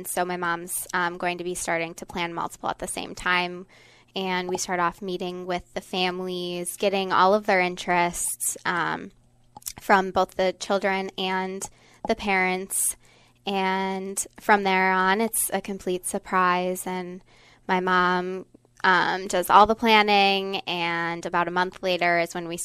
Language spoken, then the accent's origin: English; Beaver Dam, Wisconsin, United States; my hometown of Beaver Dam, Wisconsin